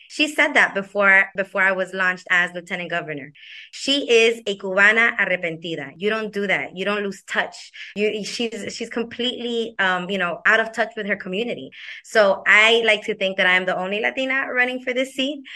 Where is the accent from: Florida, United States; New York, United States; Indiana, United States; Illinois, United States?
Florida, United States; Hialeah; I was born and raised in Hialeah